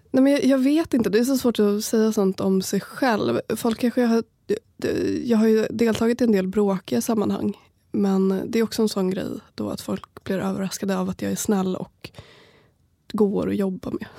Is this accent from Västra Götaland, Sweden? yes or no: no; Sala, Västmanland, Sweden; moved away; vill flytta hem till Sala